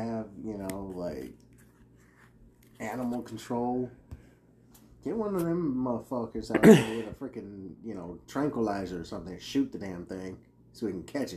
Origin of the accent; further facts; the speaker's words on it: United States; I'm an American